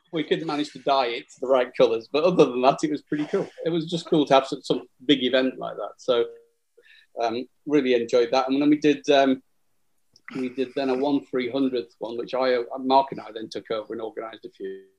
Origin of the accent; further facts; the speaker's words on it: Burnley, North West England, United Kingdom; I'm from Burnley." Where do you go to school? Burnley Grammar School